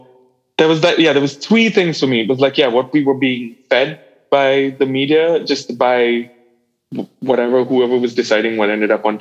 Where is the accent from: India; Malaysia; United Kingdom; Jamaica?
India; Calcutta, West Bengal; I think specifically when I grew up, there was, there's a music scene and there's all the musicians that are very closely tied together